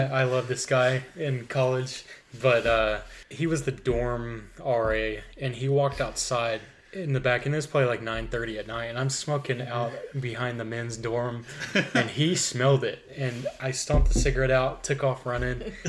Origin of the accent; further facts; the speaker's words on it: McAlester, Oklahoma, United States; It was called Shady Grove Missionary Baptist Church, where I'm from in Oklahoma